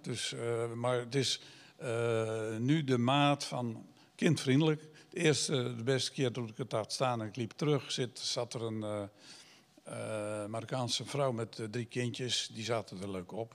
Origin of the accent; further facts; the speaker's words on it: Giessendam, South Holland, Netherlands; Ik ben ooit opgegroeid in eh, het Gorkumse